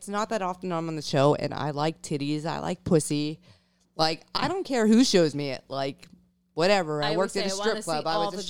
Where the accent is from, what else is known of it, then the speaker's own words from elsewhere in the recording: East Coast, United States; moved away; also born or lived in North Dakota; I'm from the East Coast.